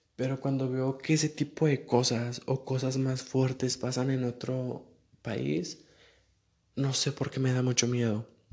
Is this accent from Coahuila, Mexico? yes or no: yes; Saltillo, Coahuila, Mexico; Yo no soy de la Ciudad de México, soy de Coahuila, de Saltillo